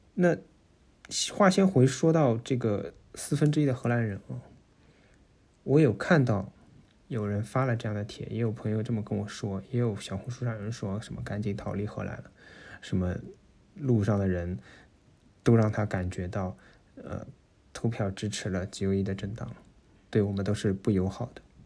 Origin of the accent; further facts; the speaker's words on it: Shanghai, China; moved away as an adult; now in Netherlands; 我作为上海人